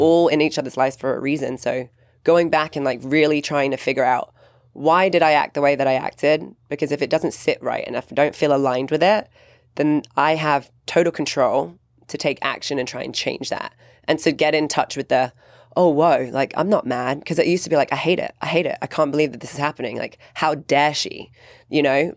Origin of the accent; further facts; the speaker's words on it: England, United Kingdom; growing up in England